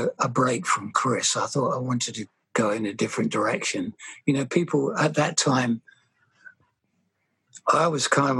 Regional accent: England, United Kingdom; I grew up in England

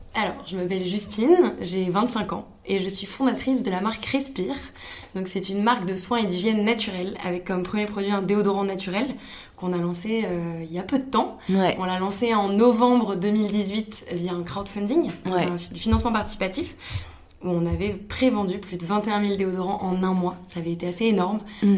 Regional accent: Paris, Île-de-France, France; moved away as an adult; also born or lived in Montreal; quand on est parisienne

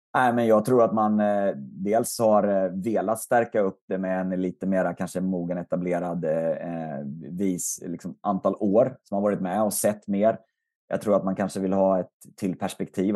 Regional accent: Västerås, Västmanland, Sweden; i stort sett ända sedan jag kom till Västerås, eh, flyttade dit i tonåren

